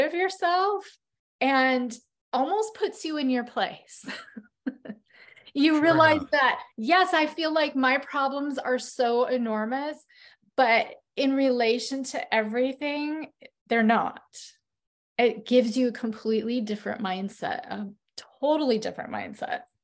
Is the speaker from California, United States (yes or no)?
no; northern Idaho, United States; moved away; also born or lived in Phoenix; When I moved to Phoenix after growing up in northern Idaho